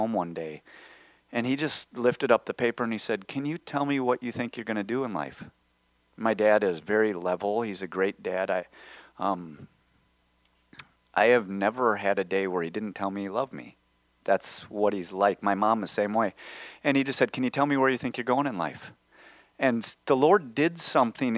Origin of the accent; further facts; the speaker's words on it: Minnesota, United States; now in Wisconsin, United States; I grew up in Minnesota, and my parents bought a lake home when I was 5 in Wisconsin, which is where I live right now.